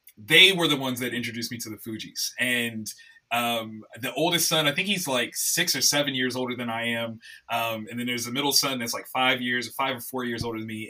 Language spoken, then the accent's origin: English; Columbus, Ohio, United States; I'm born and raised in Columbus, Ohio